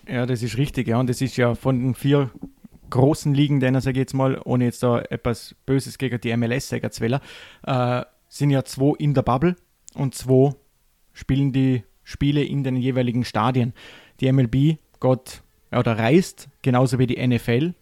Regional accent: Vorarlberg, Austria; bei uns im Ländle

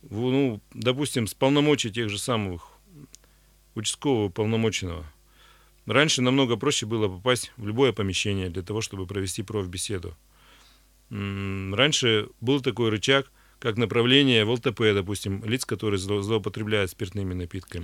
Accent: Pervouralsk, Sverdlovsk Oblast, Russia; Первайск — это мой родной город

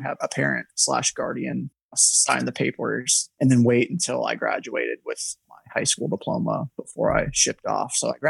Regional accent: Ohio, United States; now in North Carolina, United States; I'm in North Carolina. I'm originally from Ohio, but it's not Ohio weather here, which is great. Yeah. That's why we moved.

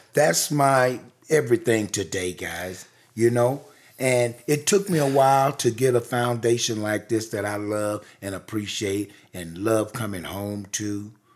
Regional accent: the rural South, United States; I was born in the rural South in nineteen fifty-two.

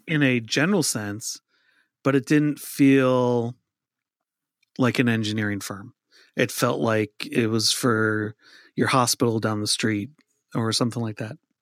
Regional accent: Minnesota, United States; moved away; I grew up in Minnesota

